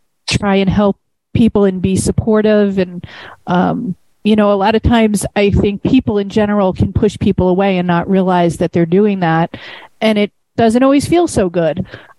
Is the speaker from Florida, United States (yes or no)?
no; New York, United States; accent: New York; I'm never going to lose my New York accent.